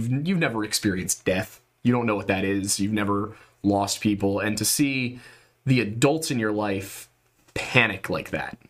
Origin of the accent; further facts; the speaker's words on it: Southeastern Pennsylvania, United States; We're both from the East Coast. We're both from Southeastern Pennsylvania